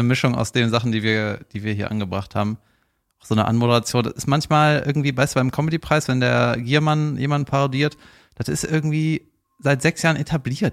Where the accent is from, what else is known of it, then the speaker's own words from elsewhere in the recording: Cologne, North Rhine-Westphalia, Germany; sage ich jetzt als Kölner